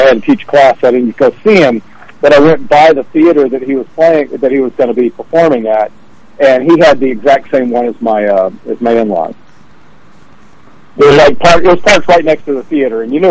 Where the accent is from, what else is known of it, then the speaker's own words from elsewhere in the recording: Memphis, Tennessee, United States; I grew up in Memphis.